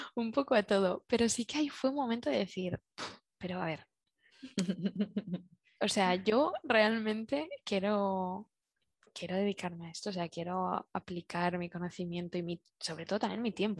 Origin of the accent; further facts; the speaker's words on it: Zaragoza, Aragon, Spain; moved away as an adult; now in Barcelona, Spain; soy originalmente soy de Zaragoza